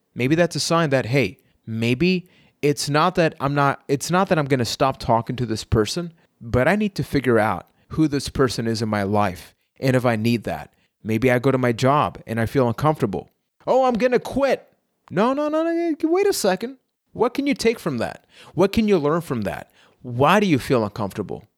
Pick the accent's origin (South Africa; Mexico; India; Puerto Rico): Puerto Rico; I am from Puerto Rico